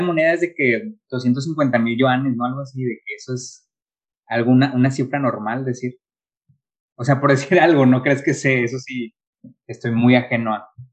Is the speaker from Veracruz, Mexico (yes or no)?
no; Monterrey, Nuevo León, Mexico; somos de Monterrey